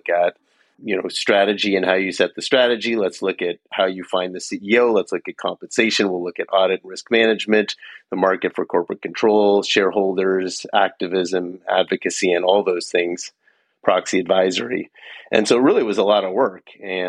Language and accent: English; Menlo Park, California, United States; I'm from Menlo Park, California. So I'm of the suburbs of Stanford University.